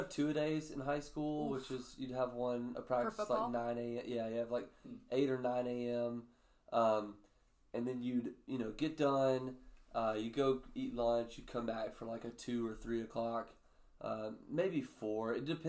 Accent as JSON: {"language": "English", "region": "North Alabama", "country": "United States", "tie": "born or raised there", "moved": "yes", "lives_now": "Nashville, United States", "said": "where I grew up in Alabama."}